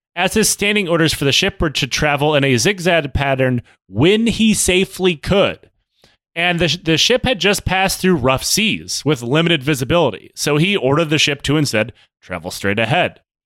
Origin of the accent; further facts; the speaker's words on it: Detroit, Michigan, United States; moved away; I'm from Detroit